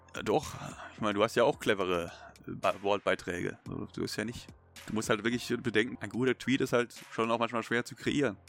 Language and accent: German; Baden-Württemberg, Germany; als Schwabe